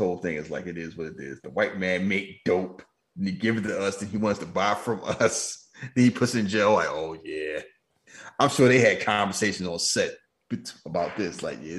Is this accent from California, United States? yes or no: yes; California, United States; I ain't never heard nobody from Sacramento. I'm a Californian.